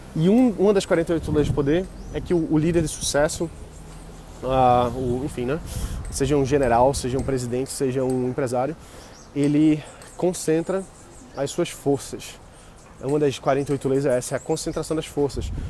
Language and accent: Portuguese; Brazil; a gente, como brasileiro